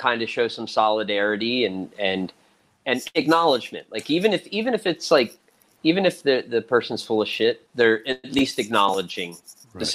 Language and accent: English; Pennsylvania, United States; also born or lived in Brooklyn, New York / Philadelphia; now in Newark, United States; I grew up in Amish country, Pennsylvania.